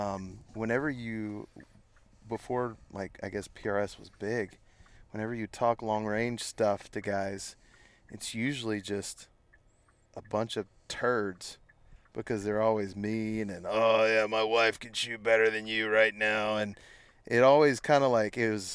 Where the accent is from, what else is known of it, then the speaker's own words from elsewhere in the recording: Pace, Florida, United States; I was born and raised right here